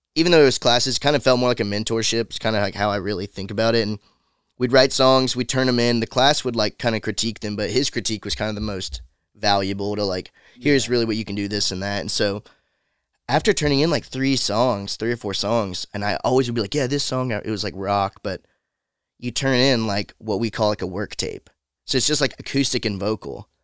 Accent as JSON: {"language": "English", "area": "about an hour from Atlanta", "region": "Georgia", "country": "United States", "tie": "born or raised there", "moved": "as an adult", "lives_now": "Nashville, United States", "said": "I'm like an hour or so Okay. from Atlanta"}